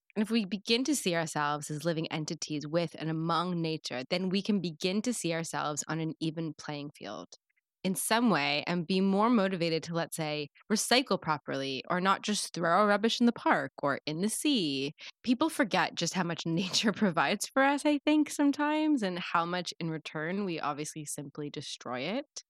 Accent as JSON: {"language": "English", "country": "Canada", "said": "my home country"}